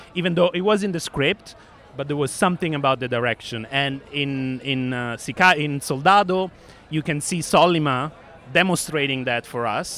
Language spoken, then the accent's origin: English; Rome, Lazio, Italy; my hometown is from rome